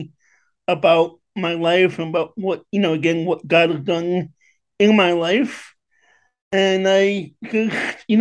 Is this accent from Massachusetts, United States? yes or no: no; New York City, New York, United States; moved away as an adult; also born or lived in Westchester, Pennsylvania; now in West Chester, United States; I originally was born and raised in Queens, New York.